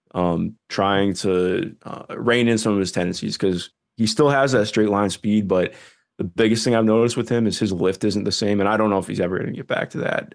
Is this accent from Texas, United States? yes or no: no; Cleveland, Ohio, United States; I grew up in Cleveland. Uh, still live in Cleveland right now.